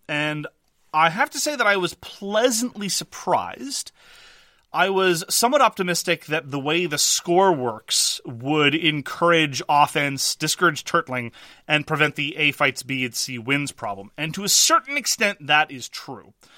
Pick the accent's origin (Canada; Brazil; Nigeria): Canada; Montreal, Quebec; I am from Quebec.